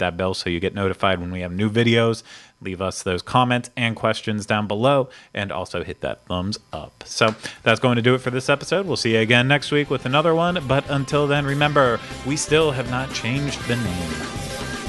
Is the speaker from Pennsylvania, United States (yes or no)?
yes; Pittsburgh, Pennsylvania, United States; I'm from Pittsburgh